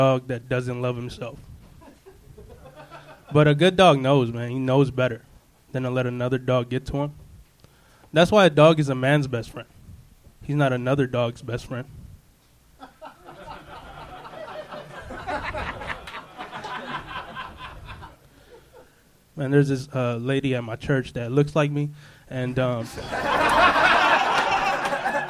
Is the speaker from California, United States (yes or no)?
yes; Long Beach, California, United States; I'm from the west side of Long Beach